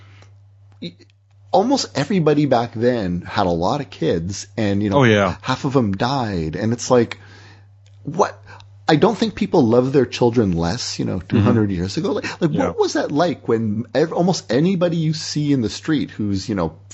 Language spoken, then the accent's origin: English; Windsor, Ontario, Canada; my hometown Windsor